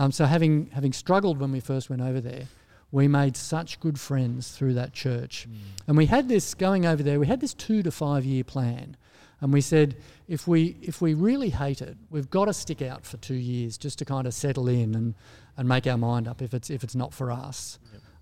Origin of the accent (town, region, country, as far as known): Australia; moved away as an adult; also born or lived in United States